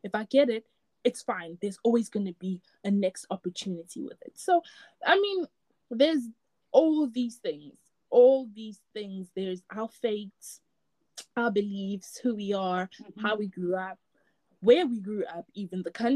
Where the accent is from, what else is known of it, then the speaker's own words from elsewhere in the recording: Durban, KwaZulu-Natal, South Africa; moved away as an adult; now in England, United Kingdom; I grew up in Durban